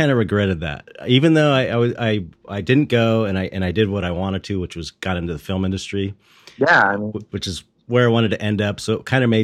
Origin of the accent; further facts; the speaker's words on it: Los Angeles, California, United States; from San Pedro. It's like blue collar, right. uh, uh, um, longshoring kind of town.